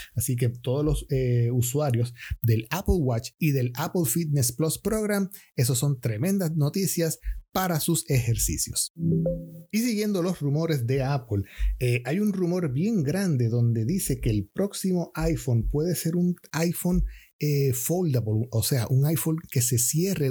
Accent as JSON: {"language": "Spanish", "country": "Puerto Rico", "said": "soy puertorriqueño"}